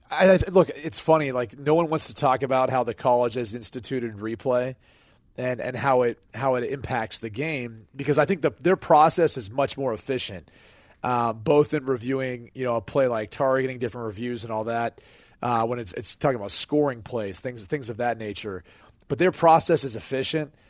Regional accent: Midwest, United States; I'm from the Midwest, came from a blue collar family

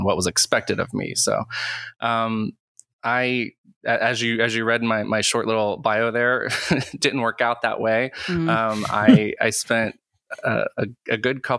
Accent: Western North Carolina, United States; I grew up in Western North Carolina

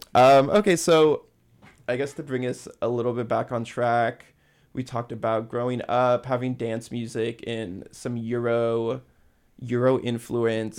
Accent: Hawaii, United States; moved away as an adult; also born or lived in Santa Cruz; I'm from Hawaii

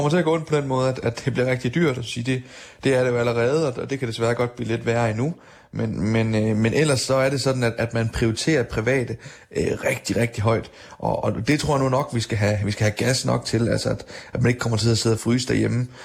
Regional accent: Denmark; man kan konstatere hjemme i Danmark, der, der har vi faktisk formået at gøre det.

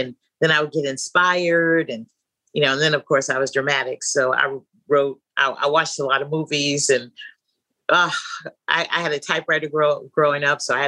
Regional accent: San Francisco, California, United States; I was born and raised in San Francisco, California

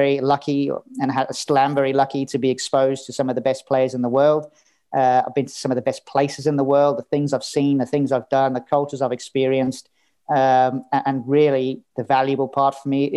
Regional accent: South Africa; moved away; I grew up in South Africa, arguably wrong side of the tracks

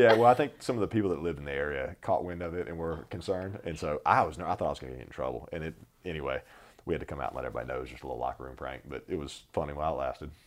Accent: North Carolina, United States; I grew up in North Carolina

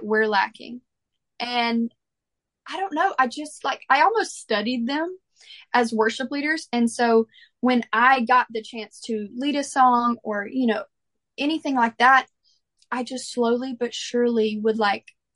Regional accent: Mississippi, United States; growing up in the church that I grew up in Mississippi

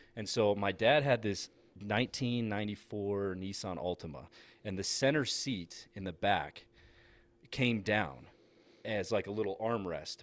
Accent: Massachusetts, United States; moved away; growing up in Massachusetts

